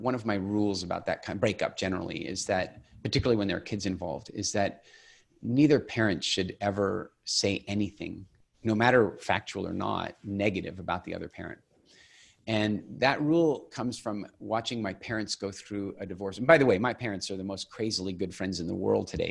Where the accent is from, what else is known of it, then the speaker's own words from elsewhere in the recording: Eastern Canada, Canada; moved away as an adult; also born or lived in England; I grew up in Eastern Canada